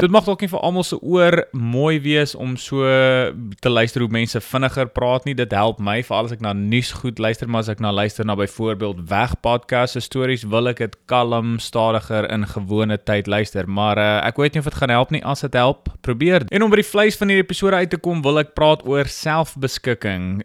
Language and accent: Afrikaans; South Africa